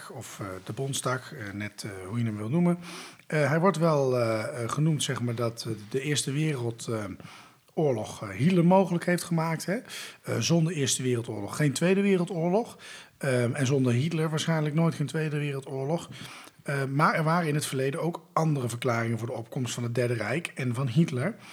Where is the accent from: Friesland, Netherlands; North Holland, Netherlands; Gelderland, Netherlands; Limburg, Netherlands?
Friesland, Netherlands; als Fries voel ik daarin mee.